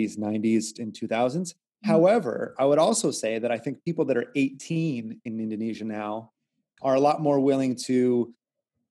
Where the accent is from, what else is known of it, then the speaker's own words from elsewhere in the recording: Southern California, United States; the people that I grew up with in Southern California